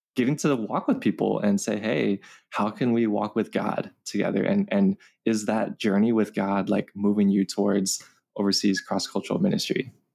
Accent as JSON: {"language": "English", "town": "Los Angeles", "region": "California", "country": "United States", "tie": "born or raised there", "said": "I grew up here in Los Angeles, California, um, been born and raised here, still live here"}